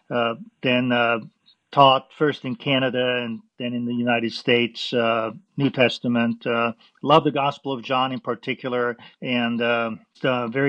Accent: Vienna, Austria; moved away; I was born in Vienna, Austria, and I grew up Roman Catholic

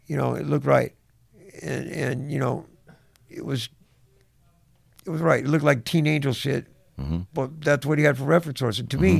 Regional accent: Venice, California, United States; also born or lived in Santa Monica; You know, we grew up in, you know, I'm from Venice, you're from Santa Monica.

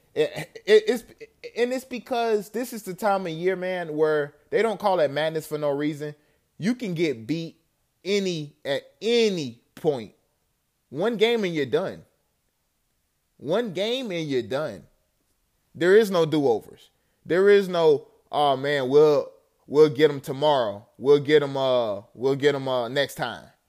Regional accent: Tallahassee, Florida, United States; I'm from Tallahassee

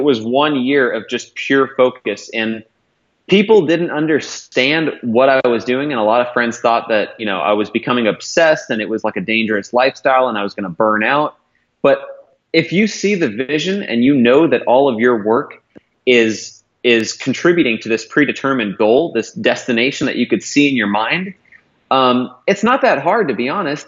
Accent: Modesto, California, United States; I grew up in Modesto, in Northern California.

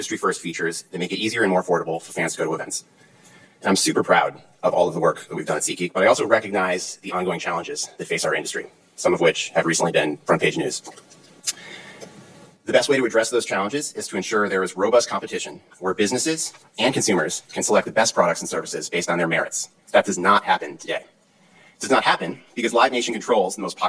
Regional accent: Cleveland, Ohio, United States; I grew up in Cleveland, Ohio

